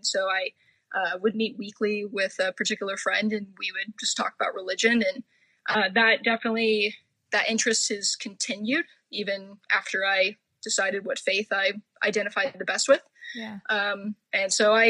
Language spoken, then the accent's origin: English; Orange County, California, United States; also born or lived in Oregon; I grew up in Orange County, upper middle class, white conservative